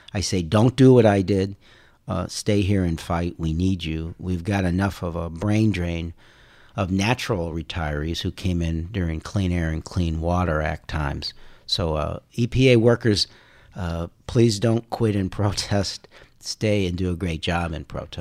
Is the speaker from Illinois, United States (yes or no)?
yes; Carol Stream, Illinois, United States; also born or lived in Indiana / Chicago; Indiana, and then we moved to Chicago when I was in second grade. So I grew up in Carroll Stream